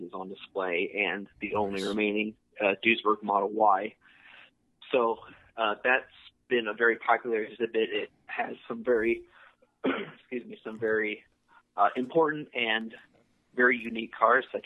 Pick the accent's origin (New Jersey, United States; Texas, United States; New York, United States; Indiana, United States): Indiana, United States; Auburn; also born or lived in Newcastle, England; I was born here in Auburn, Indiana, so I was always around the car scene